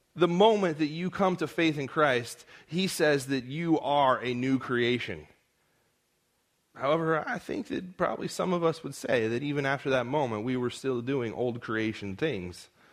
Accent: Modesto, California, United States; accent: American; also born or lived in Edinburgh; my hometown, Modesto

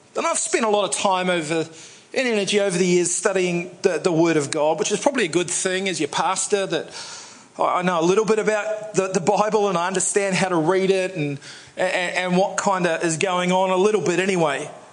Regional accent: New Zealand; I'm a New Zealander

